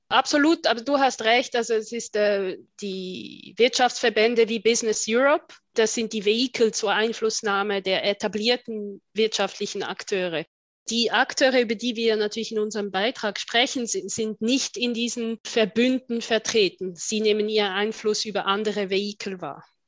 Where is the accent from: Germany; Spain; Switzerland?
Switzerland; also born or lived in Brussels / England; ich bezeichne mich oft als äh, Schweizerin mit Außensicht oder Außenblick